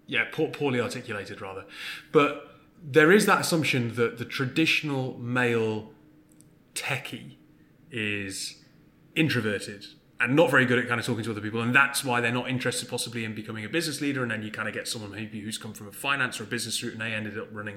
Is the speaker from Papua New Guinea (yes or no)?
no; North East England, United Kingdom; My accent doesn't betray it, but I'm from the northeast.